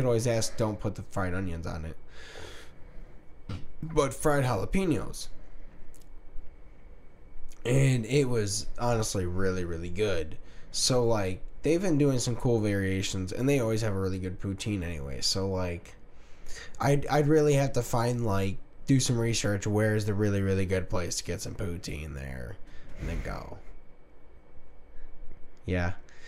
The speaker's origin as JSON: {"language": "English", "region": "Kansas", "country": "United States", "said": "I'm from Kansas."}